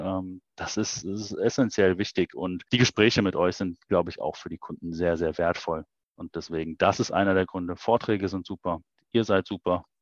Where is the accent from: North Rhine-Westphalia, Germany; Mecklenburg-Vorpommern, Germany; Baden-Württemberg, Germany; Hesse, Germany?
North Rhine-Westphalia, Germany; Aachen; wir kommen aus Aachen, äh, wir sind Öscher, Öscher durch und durch